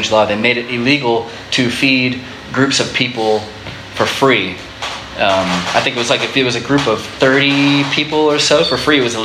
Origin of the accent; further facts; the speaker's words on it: Florida, United States; When I grew up in Florida